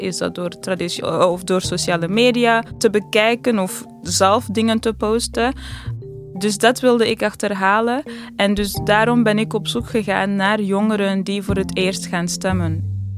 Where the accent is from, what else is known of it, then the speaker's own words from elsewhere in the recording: Amsterdam, North Holland, Netherlands; als iemand uit Amsterdam heb ik het idee